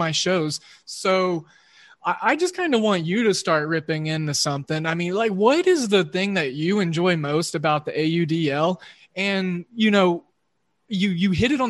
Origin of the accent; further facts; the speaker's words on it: Oklahoma, United States; I'm a Midwesternite, and I grew up in Oklahoma